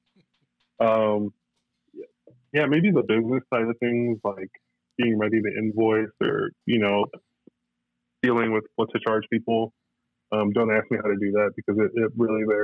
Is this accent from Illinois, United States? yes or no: yes; suburban Chicago, Illinois, United States; now in El Paso, United States; Suburban Windy City. The Chicago natives will get mad if I say I'm from Chicago proper. I grew up there, moved here in 2003